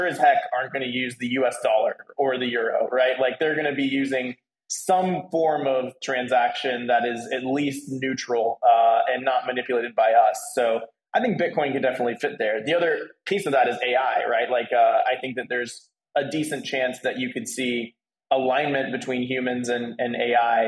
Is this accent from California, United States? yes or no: no; Nashville, Tennessee, United States; now in Puerto Rico; I'm actually from Nashville